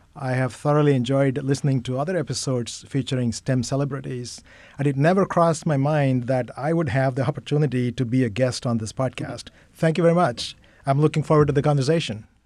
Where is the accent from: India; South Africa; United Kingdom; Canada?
India; Chennai, Tamil Nadu; moved away as an adult; also born or lived in Kolkata / Miami / Syracuse / Wisconsin; I grew up in Chennai